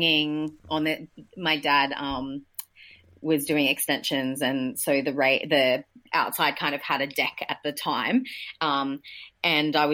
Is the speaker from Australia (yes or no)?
yes; Newcastle, New South Wales, Australia; I grew up in Newcastle